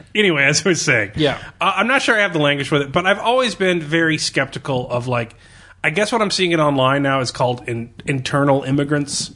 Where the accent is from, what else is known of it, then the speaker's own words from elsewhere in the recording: Missouri, United States; Born in Missouri, family raised in Missouri